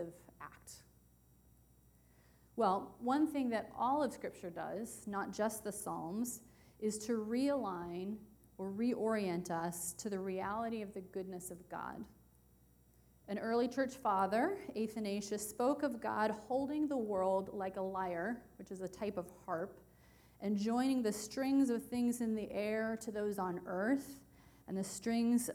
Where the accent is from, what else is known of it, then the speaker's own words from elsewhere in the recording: West Virginia, United States; moved away; my home state of West Virginia